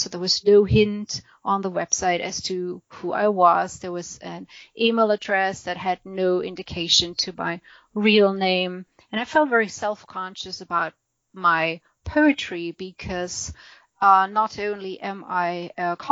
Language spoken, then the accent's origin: English; Germany; English is a second language; moved away as an adult; now in United States; we emigrated from Germany to the U.S.